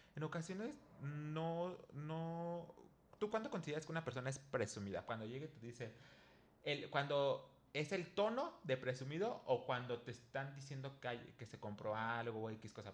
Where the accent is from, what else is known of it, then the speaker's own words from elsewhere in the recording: Mexico; aquí en México pues no acostumbramos a tener chanclas para cada cosa